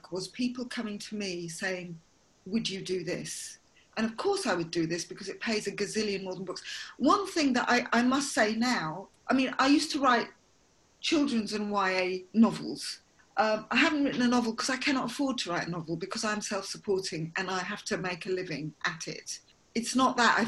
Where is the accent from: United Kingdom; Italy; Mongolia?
United Kingdom; London; I grew up in London, mixed race